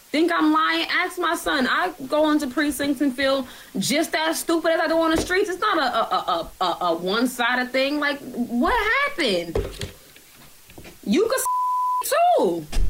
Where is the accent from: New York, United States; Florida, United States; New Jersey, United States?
New York, United States; I'm from New York for real.